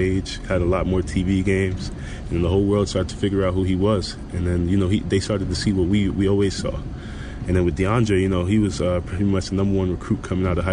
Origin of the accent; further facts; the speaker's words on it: New York City, New York, United States; moved away as an adult; also born or lived in Arizona; now in Chicago, United States; growing up in New York